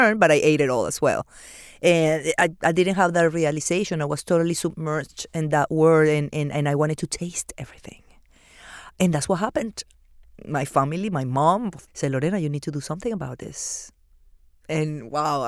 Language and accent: English; Venezuela; born or raised there; English is a second language; also born or lived in Argentina / Peru; now in Miami, United States